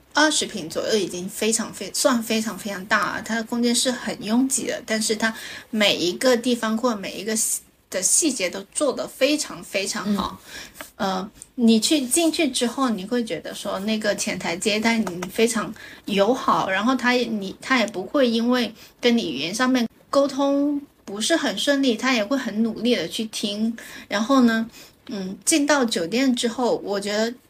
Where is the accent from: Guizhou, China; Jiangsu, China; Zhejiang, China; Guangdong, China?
Guangdong, China; 作为一个广东人